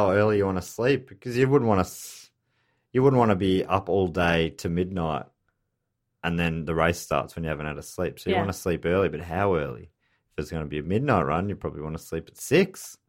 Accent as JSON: {"language": "English", "country": "United States", "said": "I'm from America."}